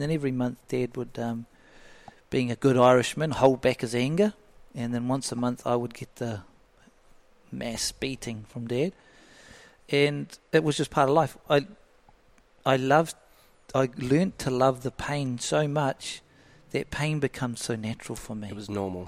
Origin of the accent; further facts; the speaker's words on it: Flaxmere, Hawke's Bay, New Zealand; Brought up in a real so low socioeconomic area, Flaxmere